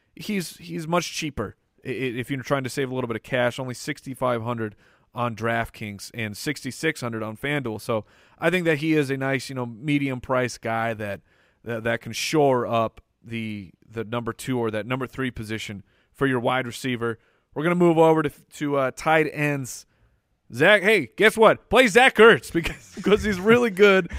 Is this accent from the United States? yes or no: yes; Arizona, United States; born and raised in Arizona